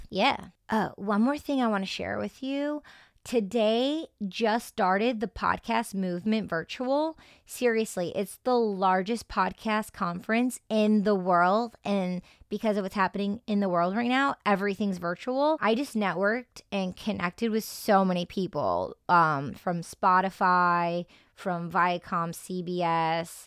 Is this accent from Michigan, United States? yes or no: yes; Detroit, Michigan, United States; So I grew up in Detroit, Michigan, well, in the suburbs